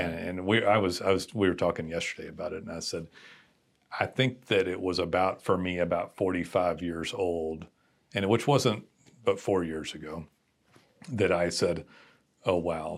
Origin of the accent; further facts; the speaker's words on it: Texas, United States; direct Texan